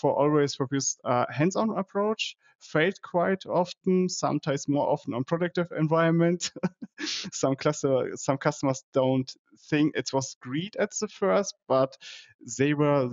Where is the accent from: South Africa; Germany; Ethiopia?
Germany; also born or lived in Dortmund; I'm from Germany, living in Dortmund